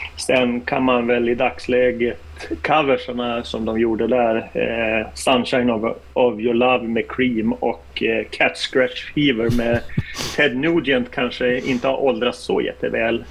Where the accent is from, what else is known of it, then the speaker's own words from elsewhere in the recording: Norrland, Sweden; moved away; när jag bodde hemma i Norrland